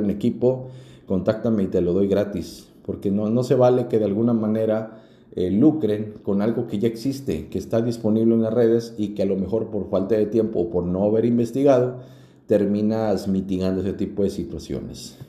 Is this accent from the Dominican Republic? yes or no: no; Mexico; así somos los mexicanos